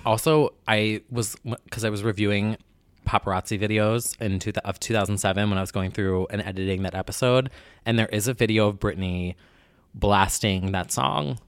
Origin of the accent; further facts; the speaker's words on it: New Jersey, United States; I'm from New Jersey